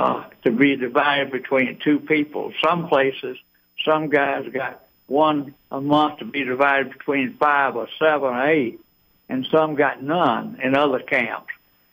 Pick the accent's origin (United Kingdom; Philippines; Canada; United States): United States; Eden; now in Atlanta, United States; Well, I grew up in Eden, but I'm and been in Atlanta since 1953, so I'm an Atlantan.